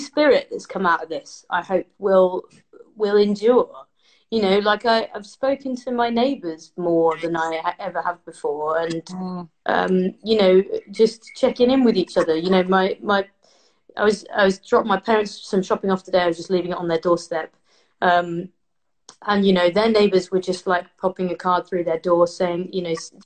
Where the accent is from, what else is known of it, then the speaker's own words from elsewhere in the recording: Leicester, East Midlands, United Kingdom; I'm in Leicester, I'm from Leicester